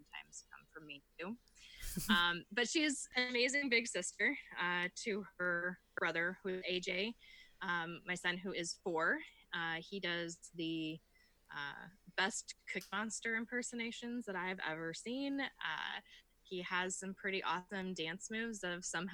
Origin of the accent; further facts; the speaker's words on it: Iowa, United States; I am from Iowa. I live in the tiniest town that most people can think